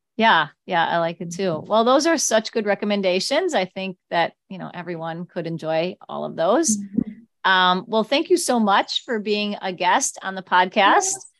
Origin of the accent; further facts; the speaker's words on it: Chicago, Illinois, United States; I grew up right near Evergreen Park